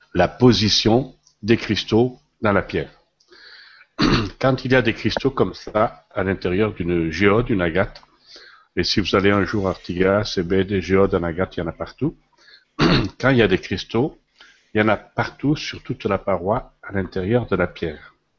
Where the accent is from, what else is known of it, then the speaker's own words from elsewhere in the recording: Lozère, Occitania, France; moved away; also born or lived in Paris; je suis originaire de la Lozère. Alors, la Lozère, c'est en France